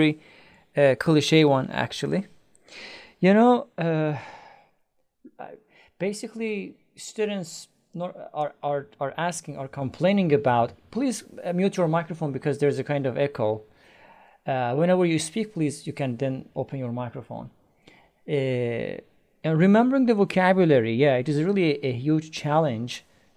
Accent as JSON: {"language": "English", "country": "Iran", "moved": "yes", "lives_now": "Istanbul, Turkey", "said": "I'm originally from Iran, but I live in Istanbul, Turkey"}